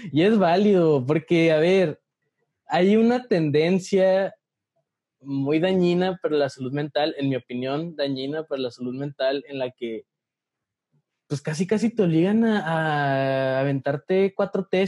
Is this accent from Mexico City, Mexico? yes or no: no; Ciudad Juárez, Chihuahua, Mexico; moved away as an adult; also born or lived in Guanajuato